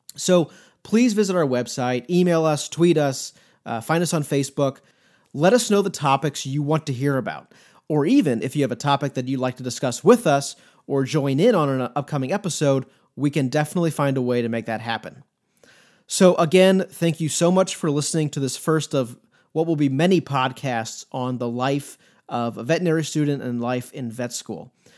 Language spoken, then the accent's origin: English; St. Louis, Missouri, United States; moved away as an adult; also born or lived in Coral Gables, Florida; now in Columbia, United States; I grew up in Saint Louis, which is about two hours to the east of us here in Columbia.